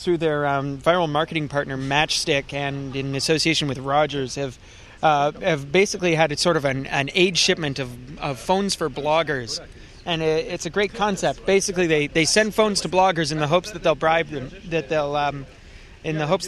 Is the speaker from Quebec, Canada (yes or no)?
no; Vancouver, British Columbia, Canada; also born or lived in Port Moody; I'm from Vancouver. I was born and raised more or less in the suburbs.